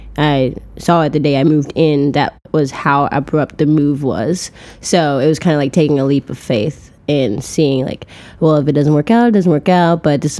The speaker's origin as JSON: {"language": "English", "town": "Chicago", "region": "Illinois", "country": "United States", "tie": "born or raised there", "said": "South Side of Chicago."}